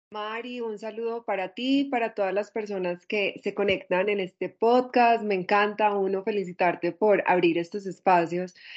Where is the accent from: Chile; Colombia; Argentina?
Colombia; Medellín, Antioquia; also born or lived in Spain; soy una mujer eh, nacida en Medellín, casi toda mi vida me crié en Medellín, crecí en Medellín